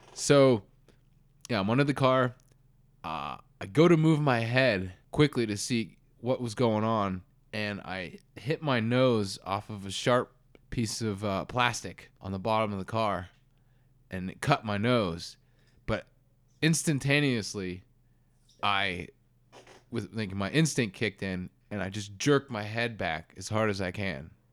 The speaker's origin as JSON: {"language": "English", "country": "United States", "said": "I'm American"}